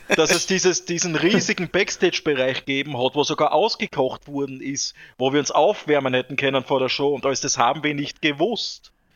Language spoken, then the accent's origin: German; Austria; bei uns in Österreich, in Vorrau, Vorau